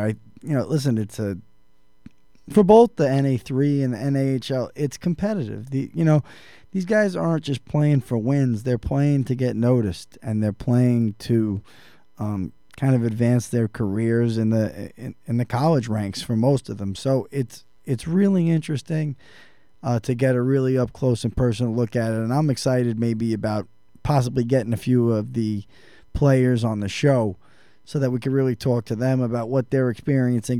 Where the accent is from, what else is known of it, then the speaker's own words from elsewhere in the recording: New York, United States; growing up in New York